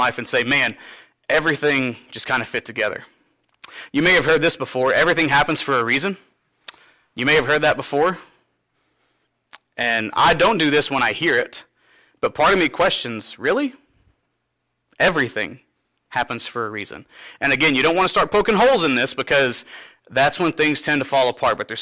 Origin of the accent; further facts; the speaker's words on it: Cynthiana, Kentucky, United States; I'm from Cynthiana, but moving back here to my home church